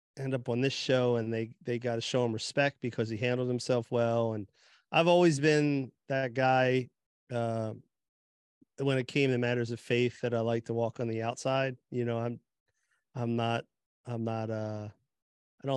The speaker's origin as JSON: {"language": "English", "region": "New Jersey", "country": "United States", "tie": "born or raised there", "said": "I grew up in Jersey area"}